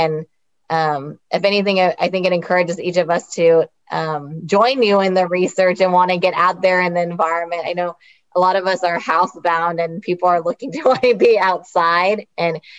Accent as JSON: {"language": "English", "region": "California", "country": "United States", "tie": "born or raised there", "said": "I was born and raised here in California"}